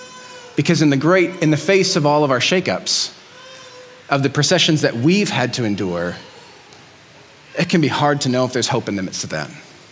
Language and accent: English; Mexico City, Mexico; I grew up in Mexico City.